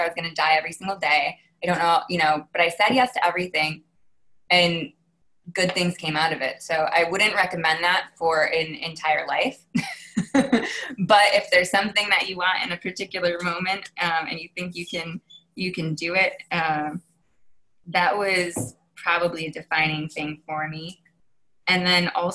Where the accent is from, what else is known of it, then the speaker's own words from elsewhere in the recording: Massachusetts, United States; I'm from Massachusetts. Okay. Born and raised.